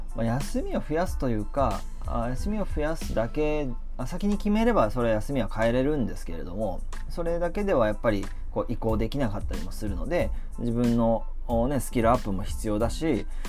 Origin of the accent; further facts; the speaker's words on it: Kamakura, Kanagawa, Japan; also born or lived in Tokyo; 地元に戻って鎌倉でここで2008